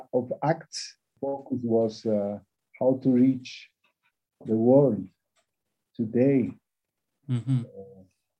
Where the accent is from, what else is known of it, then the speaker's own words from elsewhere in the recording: Bolivia; moved away as an adult; also born or lived in Brazil; I am from Bolivia